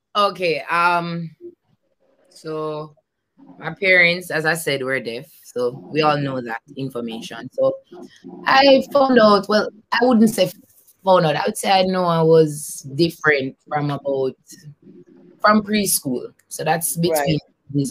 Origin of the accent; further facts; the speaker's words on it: Kingston, Jamaica; I grew up in Kingston, Jamaica.